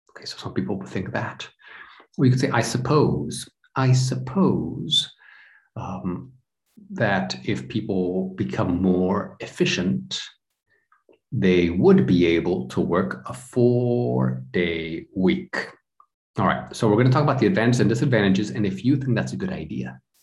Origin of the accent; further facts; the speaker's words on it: United States; now in Europe; I'm from the United States, but I live in Europe